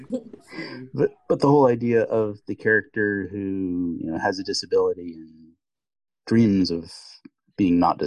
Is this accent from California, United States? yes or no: yes; Marin County, California, United States; my hometown, the Marin County Civic Center